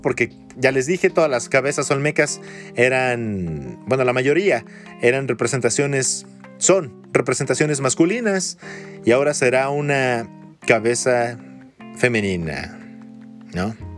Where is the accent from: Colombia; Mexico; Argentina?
Mexico; los mexicanos actuales somos una mezcla de todo